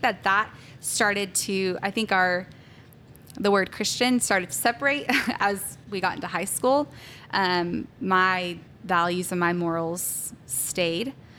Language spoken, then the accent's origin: English; Salina, Texas, United States; also born or lived in Pennsylvania; I am from Salina, Texas. Um, I grew up, I pretty much grew up there. We, I was actually born in Pennsylvania